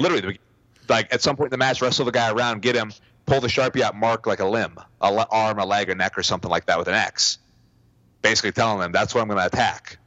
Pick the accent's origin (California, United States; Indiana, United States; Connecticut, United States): California, United States; I'm from California